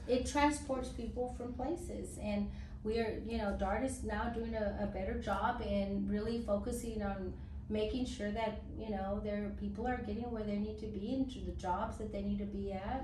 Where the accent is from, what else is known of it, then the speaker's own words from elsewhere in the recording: Dallas, Texas, United States; growing up in West Dallas in an 800 square feet home, nine people, um, and one bathroom